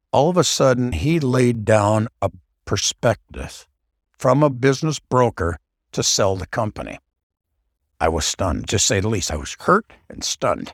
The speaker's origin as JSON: {"language": "English", "town": "Saint Paul", "region": "Minnesota", "country": "United States", "tie": "born or raised there", "said": "I was born and raised in Saint Paul, Minnesota."}